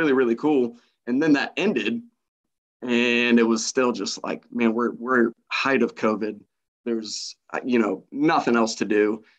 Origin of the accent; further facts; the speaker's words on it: Illinois, United States; now in Missouri, United States; I'm originally actually from Illinois